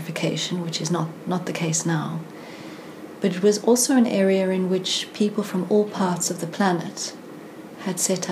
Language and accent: English; South Africa; moved away as an adult; now in London, United Kingdom; I grew up in South Africa in the heart of the apartheid